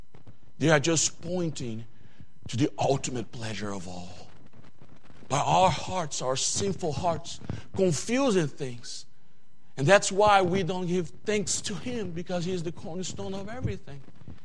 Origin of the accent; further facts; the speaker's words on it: Brazil; English is a second language; When I come here from Brazil, we don't have that kind of seasons that you guys have here.